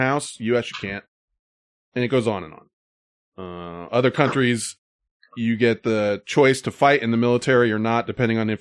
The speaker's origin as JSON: {"language": "English", "country": "United States", "said": "I'm from America"}